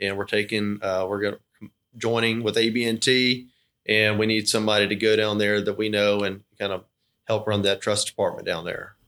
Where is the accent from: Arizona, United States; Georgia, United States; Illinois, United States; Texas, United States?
Georgia, United States; Thomasville; moved away as an adult; also born or lived in Auburn, Alabama; now in Albany, United States; born and raised in Thomasville, Georgia